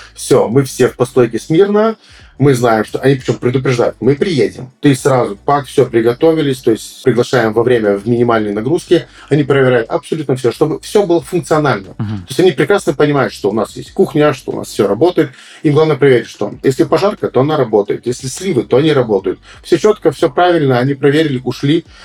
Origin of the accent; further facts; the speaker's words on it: Moldova; я, допустим, как молдаванин, э, с самым большим трудом веду дела в Молдавии